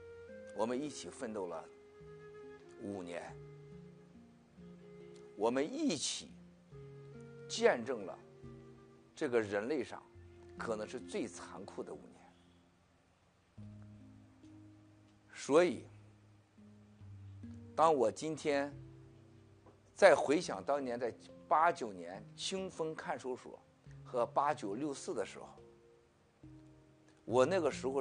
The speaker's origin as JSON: {"language": "Chinese", "region": "Shandong", "country": "China", "tie": "born or raised there", "moved": "as an adult", "said": "在我们山东老家，"}